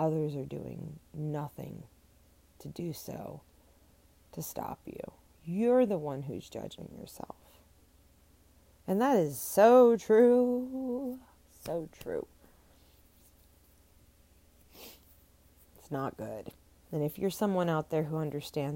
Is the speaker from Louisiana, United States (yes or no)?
yes; New Orleans, Louisiana, United States; I am from New Orleans